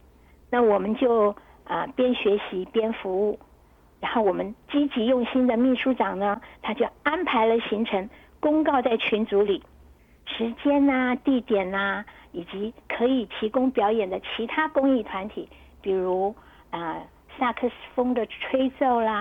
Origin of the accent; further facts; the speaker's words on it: China; 有一些也是有一点，我们中国人嘛，就是就是都会不太熟悉，就是会比较害羞。